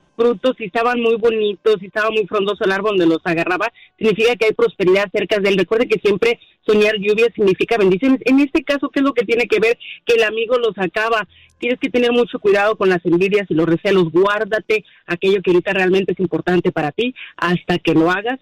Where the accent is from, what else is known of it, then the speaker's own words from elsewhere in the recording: Mexico; now in United States; Sí, yo soy mexicana, soy mexicana, de alguna manera tengo raíces también de aquí de Estados Unidos